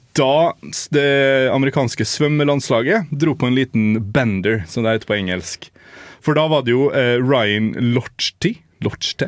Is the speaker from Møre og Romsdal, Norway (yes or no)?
yes; Molde, Møre og Romsdal, Norway; min hjemby Molde